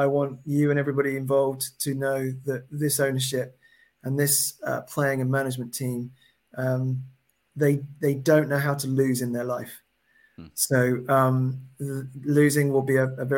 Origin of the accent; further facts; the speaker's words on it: South Coast, South East England, United Kingdom; now in Surrey, United Kingdom; I grew up a Brighton fan. I grew up in the South Coast